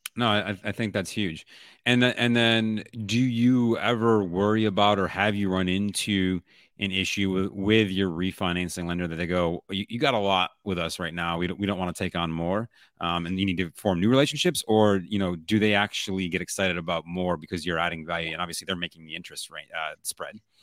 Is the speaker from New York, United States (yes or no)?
yes; Buffalo, New York, United States; I'm from Buffalo. My parents were in Buffalo